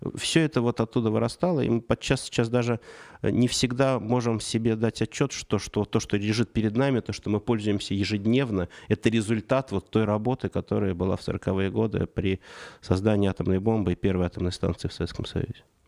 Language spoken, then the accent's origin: Russian; Saratov Oblast, Russia; now in Moscow, Russia; я родился в Саратовской области, и переезд в Москву для 90-х это было событие